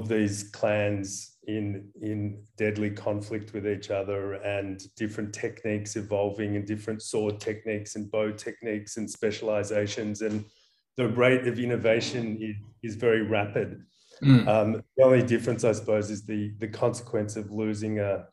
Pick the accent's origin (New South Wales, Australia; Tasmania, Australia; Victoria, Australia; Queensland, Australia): Victoria, Australia; Ballarat; now in Copenhagen, Denmark; I grew up in Ballarat